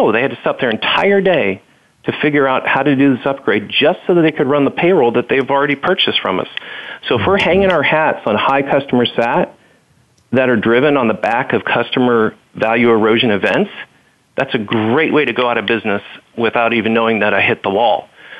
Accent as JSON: {"language": "English", "region": "the South", "country": "United States", "tie": "born or raised there", "said": "And growing up in the South, I'll have to say Waffle House."}